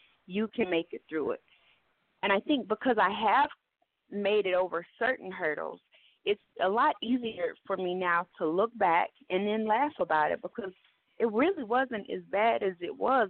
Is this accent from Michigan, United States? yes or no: no; Oklahoma City, Oklahoma, United States; now in Atlanta, United States; I'm from Oklahoma City, old city or no city, however. I've been living in Atlanta for the past 15 years.